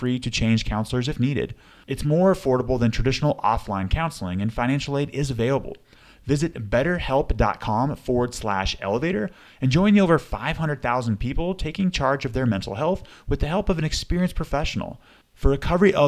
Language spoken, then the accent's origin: English; Sandy, Utah, United States; Sandy, Utah, That's where I grew up too